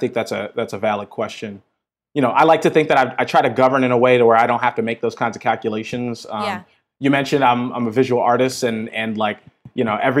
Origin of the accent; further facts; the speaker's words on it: Minneapolis, Minnesota, United States; So I grew up, born and raised in North Minneapolis, which, if folks don't have context, that's sort of like the black neighborhood of Minneapolis.